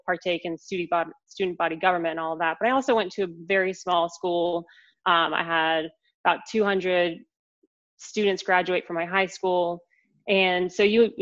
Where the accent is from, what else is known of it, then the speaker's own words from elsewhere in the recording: Asheville, North Carolina, United States; moved away as an adult; also born or lived in Raleigh, North Carolina; So I grew up in Asheville, North Carolina, in the mountains of our beautiful state. And I was born and raised in Asheville.